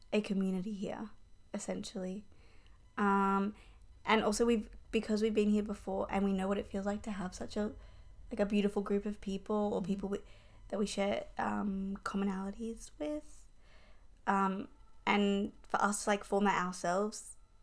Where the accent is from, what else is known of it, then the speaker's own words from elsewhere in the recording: Melbourne, Victoria, Australia; moved away as an adult; now in Paris, France; We are Australian. From Melbourne. From the best city in the world